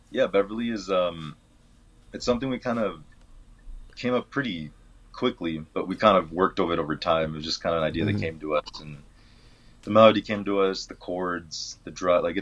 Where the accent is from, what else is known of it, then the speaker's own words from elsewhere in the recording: Mexico; born there; Us being like I was born in Mexico, um, yeah. so like having a lot of family and that's just always a part of who we are.